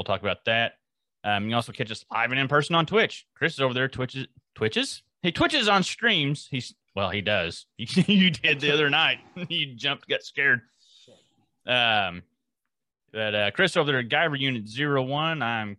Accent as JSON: {"language": "English", "country": "France", "said": "I come from France."}